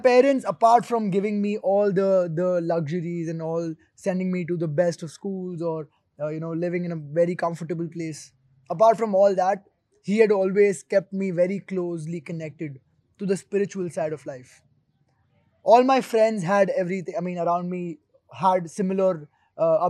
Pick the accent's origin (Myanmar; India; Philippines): India; Rajasthan; That is my native place, my hometown in Rajasthan, called Jab.